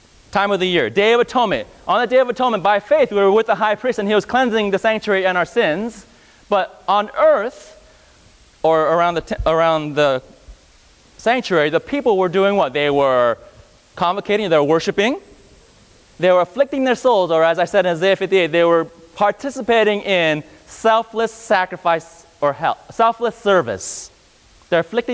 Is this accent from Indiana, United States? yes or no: no; California, United States; I grew up in California